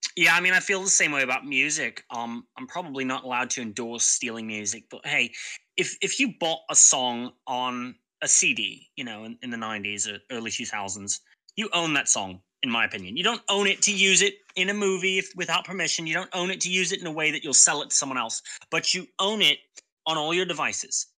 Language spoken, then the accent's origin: English; England, United Kingdom; being English, it's my home country